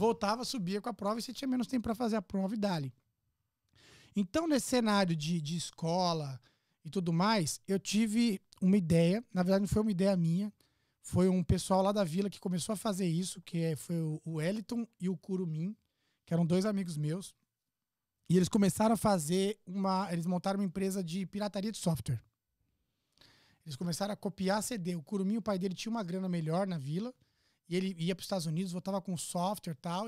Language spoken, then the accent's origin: Portuguese; São Paulo, Brazil; nasci na Zona Leste, Itaquera, conhecido por muitos